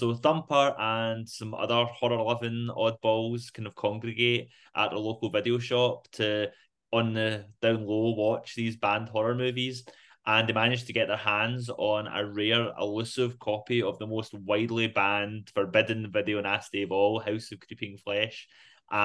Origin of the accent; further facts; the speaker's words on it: Rutherglen, Scotland, United Kingdom; I was born in Rutherglen Maternity, grew up in Rutherglen Main Street.